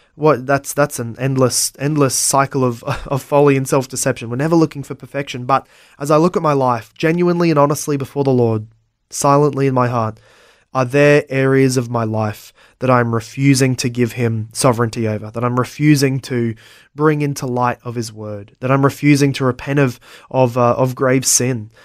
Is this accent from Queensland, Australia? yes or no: yes; Brisbane, Queensland, Australia; also born or lived in Logan / Ipswich; I was born in South Brisbane, uh, and, uh, have only ever lived